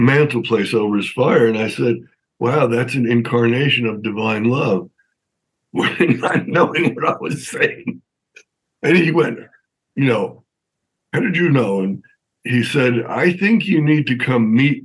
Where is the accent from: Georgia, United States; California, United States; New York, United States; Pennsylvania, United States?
New York, United States; Long Island; I'm from New York. I grew up in New York, outside of Manhattan on Long Island